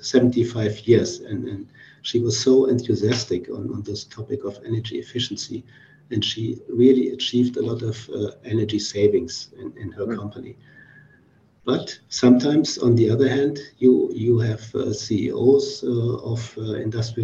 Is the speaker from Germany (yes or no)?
yes; Germany; moved away as an adult; now in Vietnam; I recently was in Germany, in my hometown